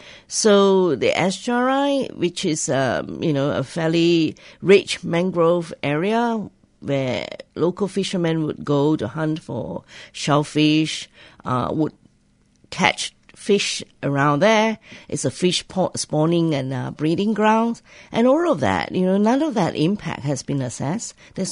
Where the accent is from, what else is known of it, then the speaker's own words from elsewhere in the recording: Kuantan, Pahang, Malaysia; But it is still bad in that it gave Kuantan, as my hometown, a very bad reputation.